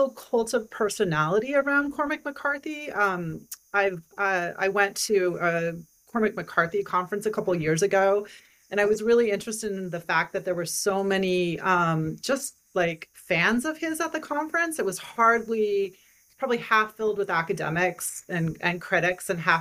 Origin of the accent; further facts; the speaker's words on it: Idaho, United States; moved away as an adult; I was from Idaho, and I felt like that a huge part of my identity was wrapped up in being a Westerner.